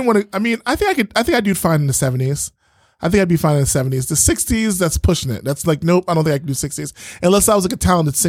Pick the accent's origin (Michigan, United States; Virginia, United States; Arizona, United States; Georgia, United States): Virginia, United States; Virginia Beach; I grew up in Virginia Beach